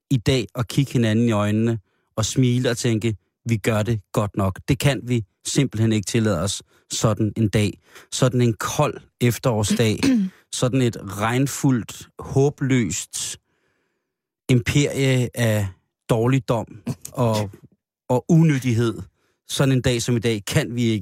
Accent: Denmark

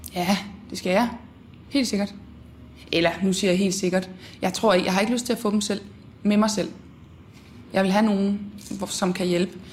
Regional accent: Horsens, Central Denmark Region, Denmark; Jeg er fra Horsens egnen

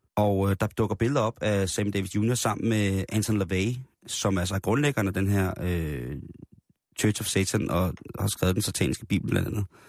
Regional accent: Denmark

